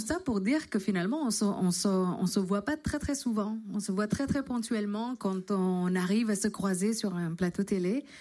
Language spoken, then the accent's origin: French; Indonesia; French is a second language; also born or lived in London / Paris; now in France; je suis arrivée, j'ai quitté l'Indonésie pour aller à Londres.